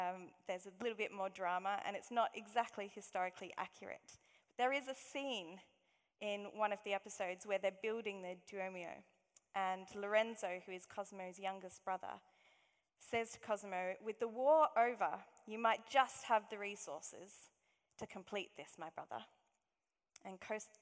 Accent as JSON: {"language": "English", "country": "Australia", "accent": "Aussie", "moved": "yes", "said": "my Aussie accent."}